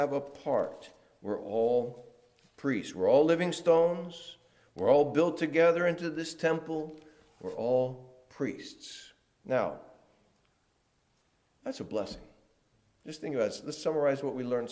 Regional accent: New Orleans, Louisiana, United States; accent: Southern; now in New Jersey, United States; I'm from New Orleans.

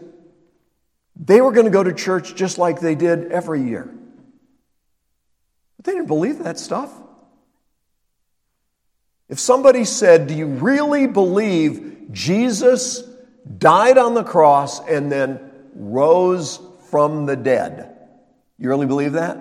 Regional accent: Illinois, United States; I was born in Illinois

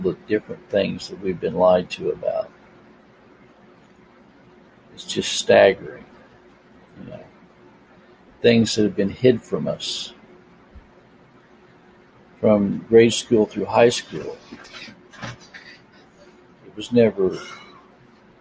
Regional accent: United States; I was born here in America

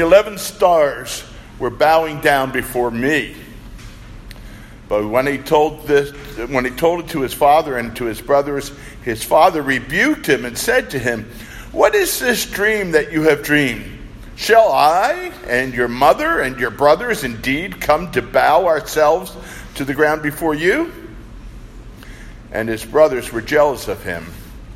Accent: Philadelphia, Pennsylvania, United States; moved away; I grew up in the Philadelphia area, the city of brotherly love

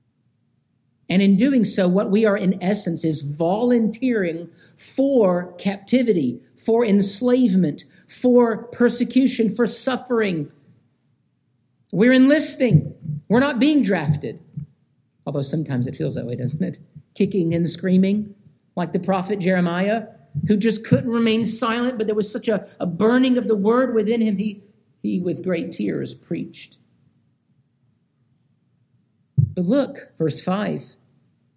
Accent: Georgia, United States; now in North Carolina, United States; I grew up in Georgia

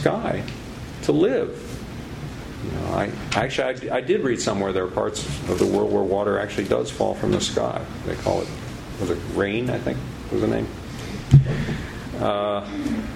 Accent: Illinois, United States; I grew up in Illinois in a town on the Mississippi River.

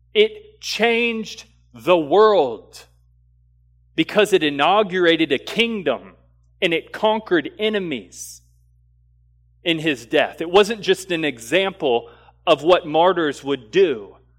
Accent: the South, United States; growing up in the South and being, uh, you know, kind of Americanized Christianity

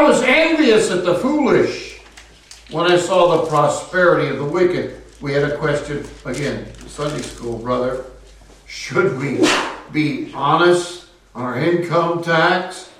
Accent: Castro Valley, California, United States; My hometown of Castro Valley

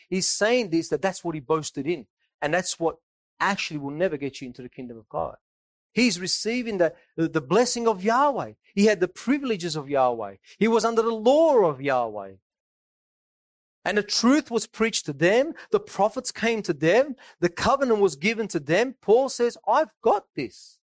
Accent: Naples, Campania, Italy; I'm from Napoli myself, and there are people that are near Napoli.

